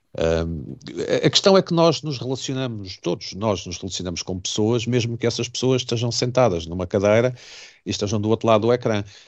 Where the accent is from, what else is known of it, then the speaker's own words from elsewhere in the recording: Portugal; enquanto português